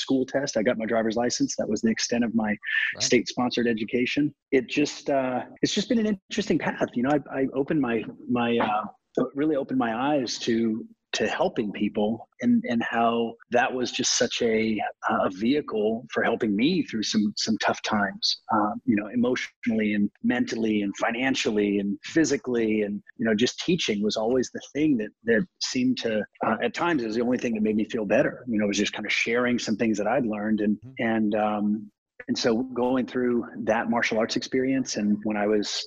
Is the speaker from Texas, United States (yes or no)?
yes; South Texas, United States; I grew up in South Texas